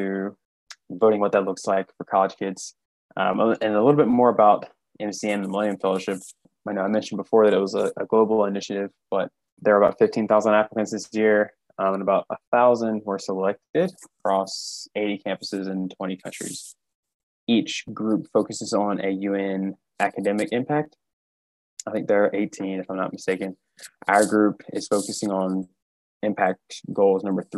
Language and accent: English; Louisburg, North Carolina, United States; moved away as an adult; now in Charlotte, United States; I'm from Lewisburg, North Carolina, which is a small town outside of Raleigh